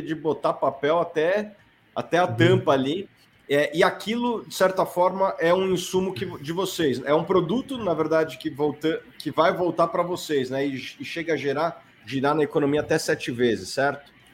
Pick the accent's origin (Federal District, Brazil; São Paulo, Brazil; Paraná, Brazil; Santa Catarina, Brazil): São Paulo, Brazil; Aqui em São Paulo, eu sou de São Paulo